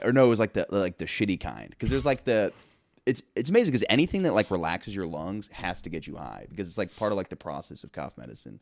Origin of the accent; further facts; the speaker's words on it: Florida, United States; moved away; I'm from Florida originally